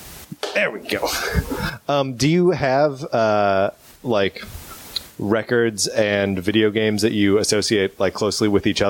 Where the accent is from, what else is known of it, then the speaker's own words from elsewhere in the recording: southeast Wisconsin, United States; Yeah, very southeast corner of Wisconsin.